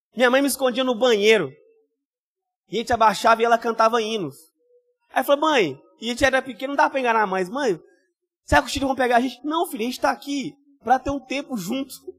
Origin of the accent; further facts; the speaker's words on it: Rio de Janeiro, Brazil; eu só posso ser carioca